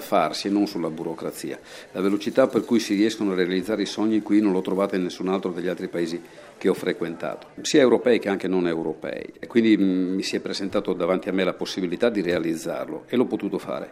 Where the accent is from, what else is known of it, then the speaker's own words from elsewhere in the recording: Pordenone, Friuli-Venezia Giulia, Italy; moved away as an adult; now in Slovenia; essendo friulano era anche attraente per me fermarmi vicino a casa